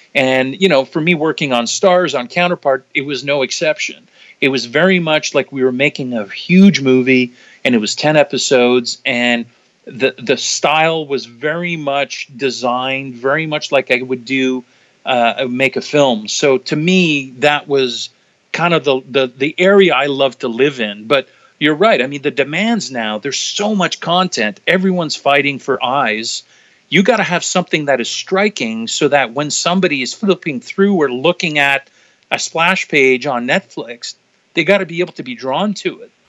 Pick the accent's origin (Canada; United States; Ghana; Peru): Canada; also born or lived in Toronto; a Canadian cinematographer